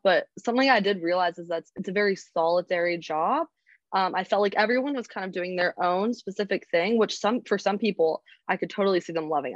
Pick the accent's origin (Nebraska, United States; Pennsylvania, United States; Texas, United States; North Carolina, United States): North Carolina, United States; Charlotte; I'm from Charlotte, North Carolina.